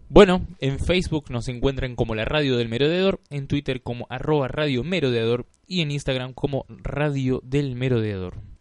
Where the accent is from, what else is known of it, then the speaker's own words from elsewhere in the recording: Rosario, Santa Fe, Argentina; como rosarino